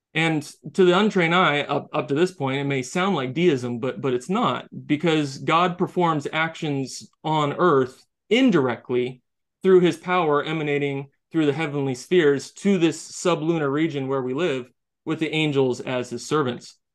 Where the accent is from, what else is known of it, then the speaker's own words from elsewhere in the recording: United States; I'm an American